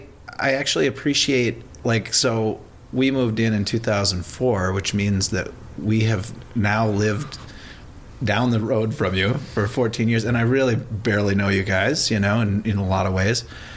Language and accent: English; Elk River, Minnesota, United States; I'm from Elk River.